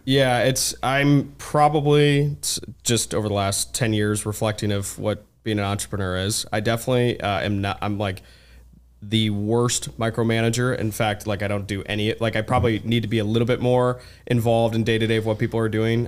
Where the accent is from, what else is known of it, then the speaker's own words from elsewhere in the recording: Ann Arbor, Michigan, United States; I'm originally from Ann Arbor, Michigan